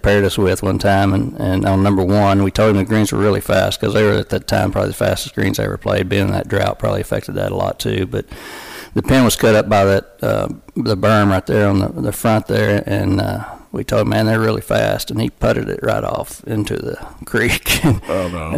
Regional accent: Long Hills, Arkansas, United States; growing up in Long Hills

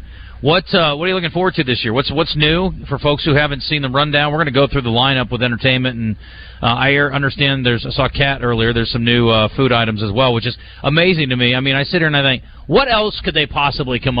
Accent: Iowa, United States; moved away; I growing up in Iowa

